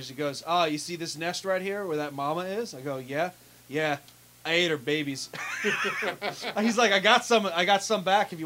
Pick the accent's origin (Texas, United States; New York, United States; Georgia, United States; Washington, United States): New York, United States; I am from New York my whole life